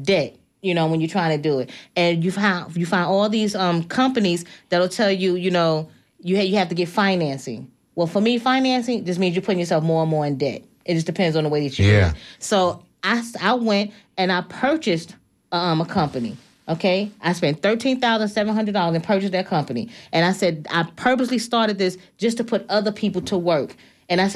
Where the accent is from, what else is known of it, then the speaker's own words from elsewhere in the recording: New York, United States; moved away; I'm from New York